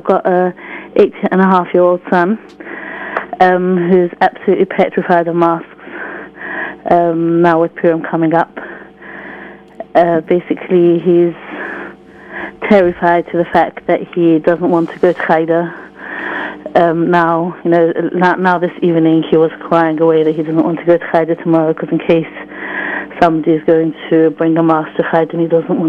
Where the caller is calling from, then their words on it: London, United Kingdom; I'm calling from London.